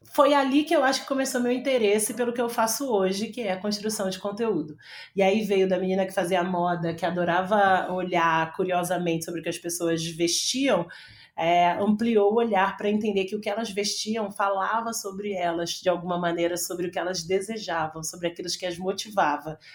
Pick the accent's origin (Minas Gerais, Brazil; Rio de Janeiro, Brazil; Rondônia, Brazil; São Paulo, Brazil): Rio de Janeiro, Brazil; eu sou uma, é, uma menina do Rio, sou carioca, e estudei durante muito tempo no Rio